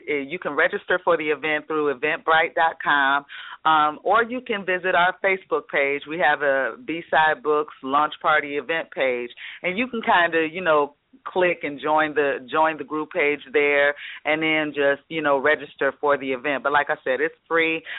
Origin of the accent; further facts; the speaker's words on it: Detroit, Michigan, United States; I'm from the Detroit area